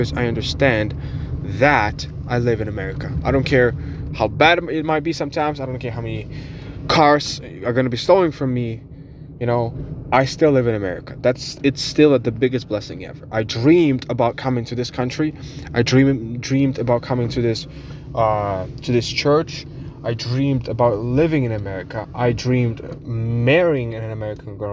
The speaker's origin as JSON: {"language": "English", "country": "Ukraine", "tie": "born or raised there", "second_language": "English", "moved": "yes", "lives_now": "United States", "said": "I was born in Ukraine. I'm Ukrainian"}